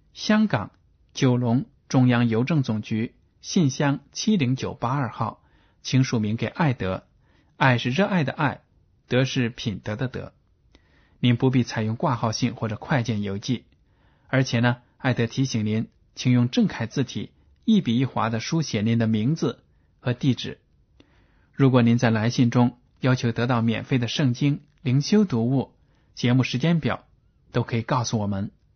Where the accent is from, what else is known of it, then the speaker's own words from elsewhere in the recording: China; 这样的观念呢，我们中国人都有的